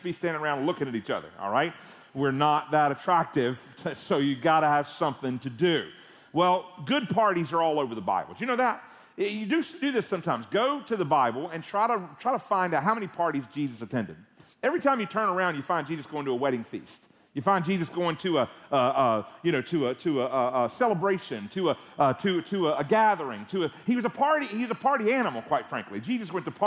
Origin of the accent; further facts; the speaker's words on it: Canton, Georgia, United States; moved away as an adult; also born or lived in Gwinnett County, Georgia; now in New York City, United States; I am from, as Pastor Clay mentioned, this area. Went to Sixes Elementary School in Canton, Georgia, just north of here. Went to Parkview High School in Gwinnett County